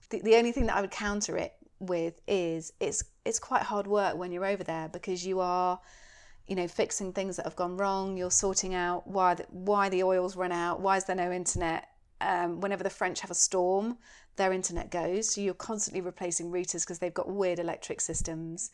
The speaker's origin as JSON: {"language": "English", "country": "United Kingdom", "said": "I'm so British"}